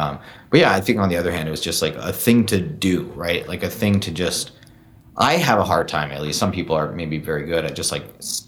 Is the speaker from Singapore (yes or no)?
yes; Singapore; now in San Francisco, United States; I grew up in Singapore.